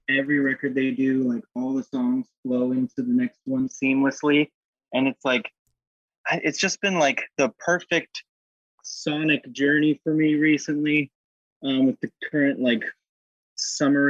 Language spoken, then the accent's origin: English; San Diego, California, United States; San Diego, my hometown.